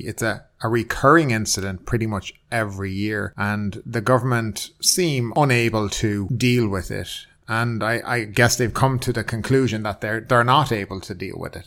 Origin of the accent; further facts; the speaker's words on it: Ireland; now in Thailand; I'm from Ireland